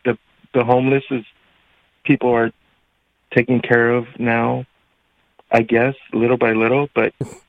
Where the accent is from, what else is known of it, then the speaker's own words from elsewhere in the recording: California, United States; I'm from Cali.